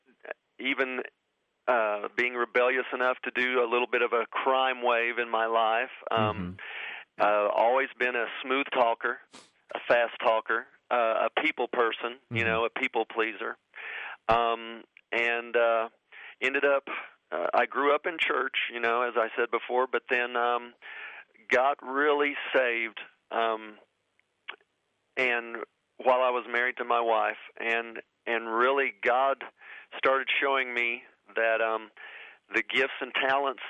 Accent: Oklahoma, United States; I grew up here in Oklahoma

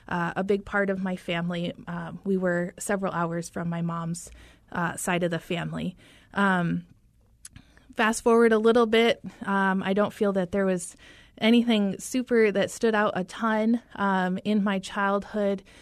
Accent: Michigan, United States; So I am originally from Michigan, uh, northern lower Michigan. For anyone familiar with that geography, we like to distinguish where we are. And I grew up in a rural, um, rural community of about 5,000 people.

